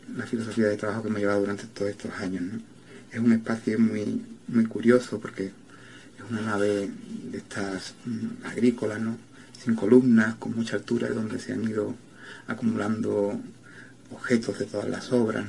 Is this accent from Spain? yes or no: yes; Jerez de la Frontera, Andalusia, Spain; moved away; also born or lived in Barcelona; de mi pueblo, de Jerez de la Frontera, donde yo he nacido